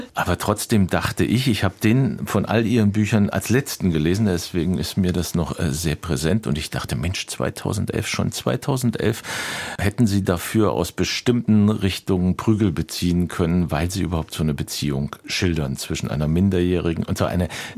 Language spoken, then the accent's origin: German; West Germany, Germany; ich als Westdeutsche